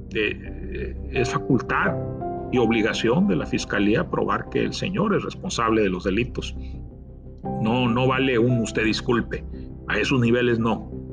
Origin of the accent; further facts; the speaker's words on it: Tamaulipas, Mexico; como tamaulipeco